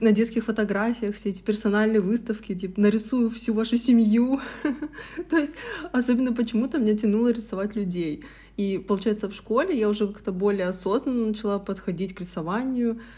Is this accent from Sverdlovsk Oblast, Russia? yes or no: yes; Yekaterinburg, Sverdlovsk Oblast, Russia; я самородом из Екатеринбурга